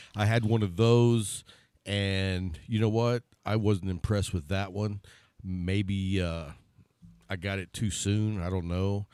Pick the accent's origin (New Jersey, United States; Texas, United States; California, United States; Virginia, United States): Texas, United States; Being from Texas